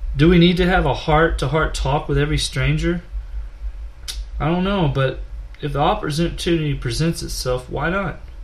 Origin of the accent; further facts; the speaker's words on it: Nederland, Texas, United States; From a town near Beaumont, Texas called Nederland